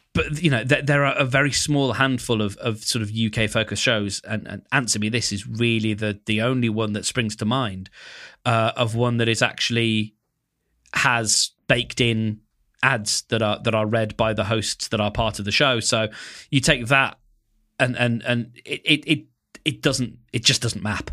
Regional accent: United Kingdom; I'm British

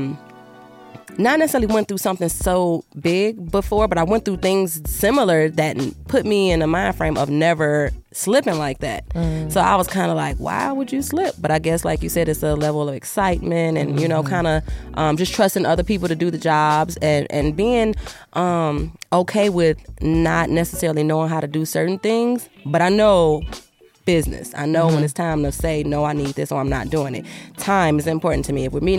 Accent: Chicago, Illinois, United States; Chicago, Southside

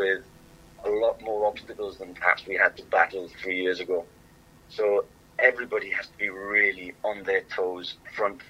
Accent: Swansea, Wales, United Kingdom; I'm from Swansea

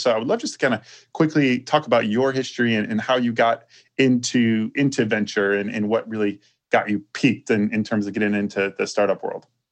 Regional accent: Chicago, Illinois, United States; I grew up in Chicago, and that was like my childhood, following uh, that that Bulls

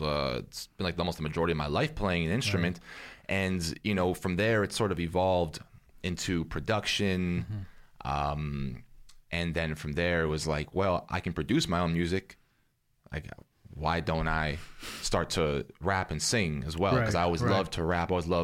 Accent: Canada

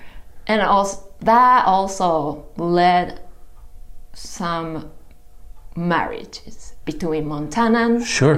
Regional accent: Kumamoto, Japan; moved away as an adult; now in Missoula, United States; So I'm originally from Kumamoto, Japan.

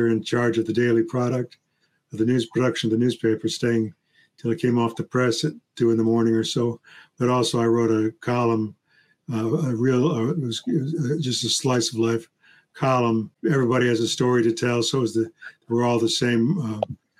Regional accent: Chicago, Illinois, United States; moved away as an adult; also born or lived in Iowa / Clarksville, Tennessee; now in Nashville, United States; when I was growing up in the Chicago area

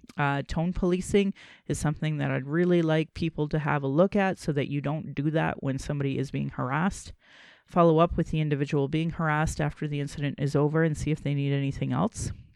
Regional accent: Calgary, Alberta, Canada; I was born in Calgary

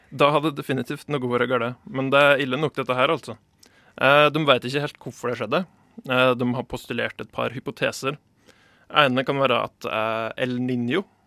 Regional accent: Gudbrandsdalen, Innlandet, Norway; God gammeldags gudbrandsdøl

